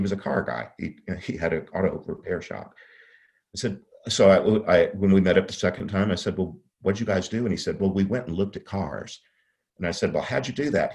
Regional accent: the Catholic South, United States; I grew up in the Catholic South.

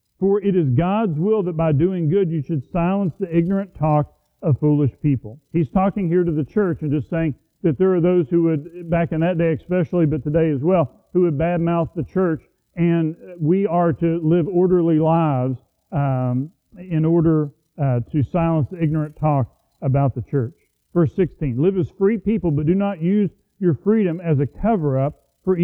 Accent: United States; as an American

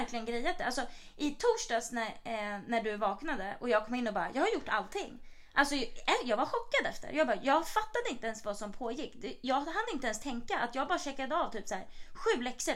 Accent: Sweden; moved away; vi är svenskar

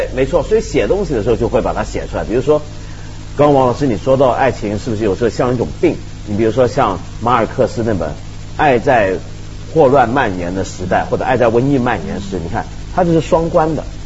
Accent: Taiwan; 我小时候在台湾住嘛

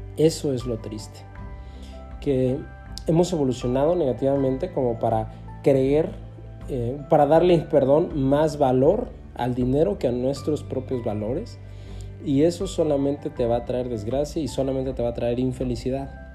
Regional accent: Mexico; el país en el que vivo, en el que nací, en México

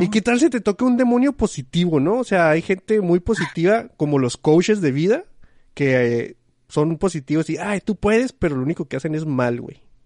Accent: Chihuahua, Mexico; a la gente que somos de Chihuahua nos dicen mucho que di cosas con eche

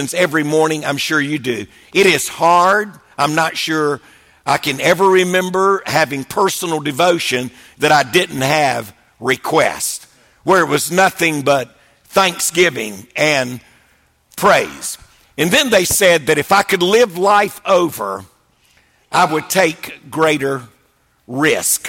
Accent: Wilmington, North Carolina, United States; I was raised in Wilmington, North Carolina, so I love the coast.

